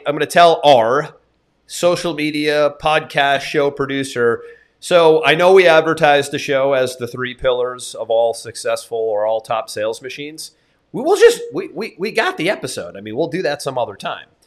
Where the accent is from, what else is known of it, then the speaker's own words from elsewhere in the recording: United States; as somebody who was born and raised in America